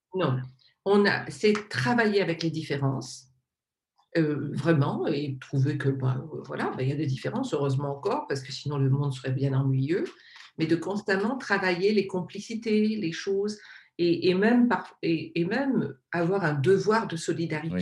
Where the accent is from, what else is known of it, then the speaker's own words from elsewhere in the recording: Réunion; je suis donc de l'île de la Réunion, je suis réunionnaise